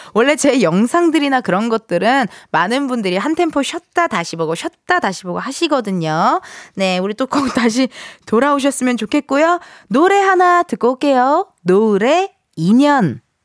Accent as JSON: {"language": "Korean", "region": "Incheon", "country": "South Korea", "tie": "born or raised there", "said": "저도 인천 출신인데"}